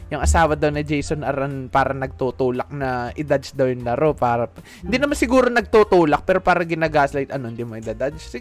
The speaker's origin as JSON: {"language": "Tagalog", "region": "Texas", "country": "United States", "said": "Taga Texas po ako dito, no?"}